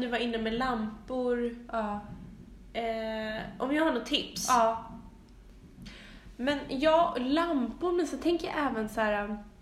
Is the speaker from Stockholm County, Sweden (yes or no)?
yes; Stockholm, Stockholm County, Sweden; min barndom på Långholmsgatan när jag växte upp med mamma